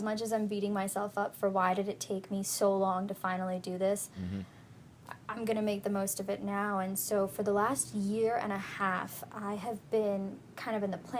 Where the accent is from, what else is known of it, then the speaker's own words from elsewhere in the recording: New Jersey, United States; Pretty much, yeah, I moved down here from New Jersey, and I was like, man, if this is what Maryland's like, I'm never going to leave, and that's exactly what happened. I'm still living in Maryland, working in D.C.